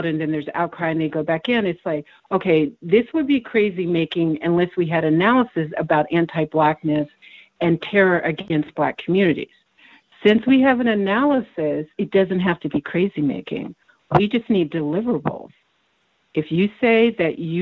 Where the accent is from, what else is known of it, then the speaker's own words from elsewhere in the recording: Texas, United States; also born or lived in Germany; I grew up in Texas